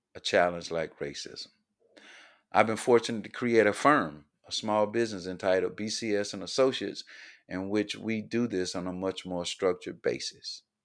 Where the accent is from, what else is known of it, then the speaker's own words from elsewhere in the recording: Columbia, South Carolina, United States; Born and raised in Columbia, South Carolina